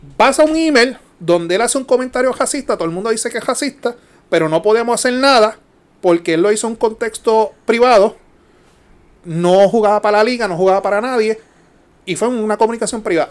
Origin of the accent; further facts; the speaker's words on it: Puerto Rico; como típico boricua